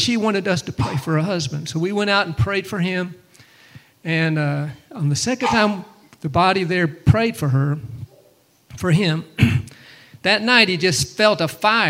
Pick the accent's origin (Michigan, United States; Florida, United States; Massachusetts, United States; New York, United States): Florida, United States; Pensacola; moved away; I'm actually more from Pensacola area over there. Grew up in that area more